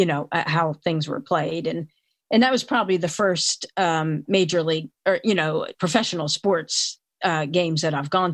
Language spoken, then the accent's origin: English; Philadelphia, Pennsylvania, United States; I grew up in the Philadelphia area